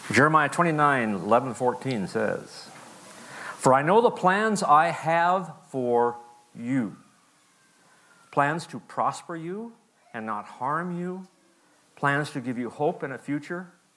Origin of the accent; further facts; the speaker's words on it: Plains, Montana, United States; also born or lived in Missoula, Montana; I was raised in Montana, a little town called Plains.